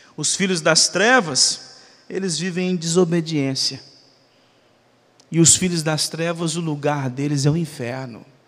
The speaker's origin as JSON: {"language": "Portuguese", "country": "Brazil", "said": "como bons brasileiros que somos"}